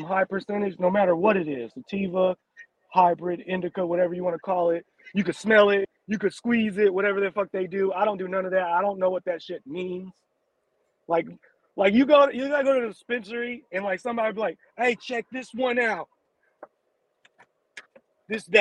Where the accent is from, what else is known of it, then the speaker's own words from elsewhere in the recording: Indio, California, United States; I was born in Indio